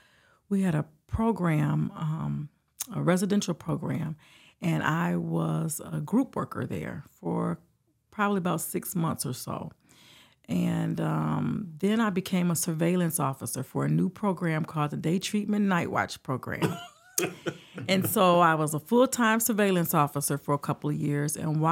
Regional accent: Detroit, Michigan, United States; Well, I am originally from Detroit, Michigan.

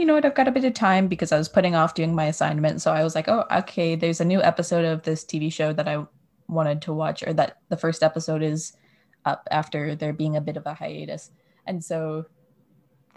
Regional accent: Canada; we're Canadian

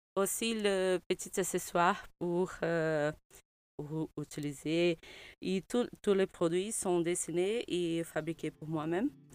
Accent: Brazil; French is a second language; moved away as an adult; also born or lived in Rio de Janeiro; now in Brussels, Belgium; Je suis brésilienne

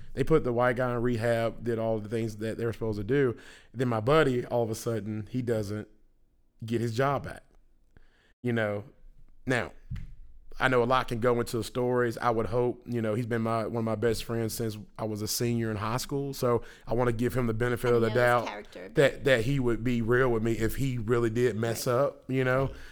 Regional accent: Memphis, Tennessee, United States; moved away as an adult; now in Houston, United States; Memphis, you know, I love my hometown

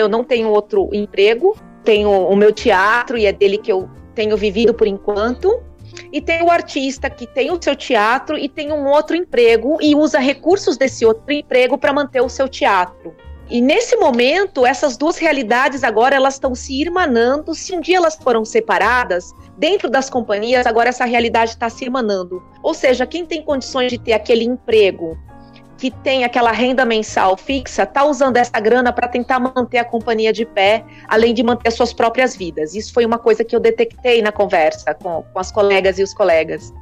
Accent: Americana, São Paulo, Brazil; now in Campinas, Brazil; eu sou nascida e Americana

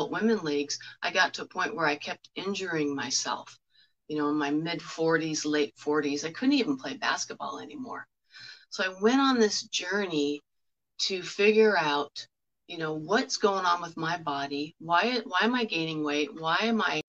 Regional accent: Southern California, United States; I was born and raised in Southern California

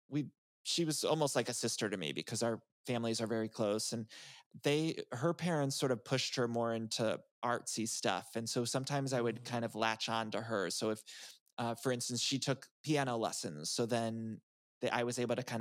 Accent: Northeast Ohio, United States; moved away as an adult; also born or lived in Chicago; now in Los Angeles, United States; But I grew up in Northeast Ohio, and I'm a Midwest guy

